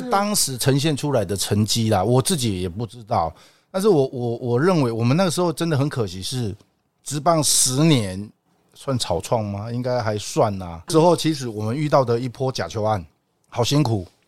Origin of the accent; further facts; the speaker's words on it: Taipei, Taiwan; also born or lived in Japan; 跟我们台北人一样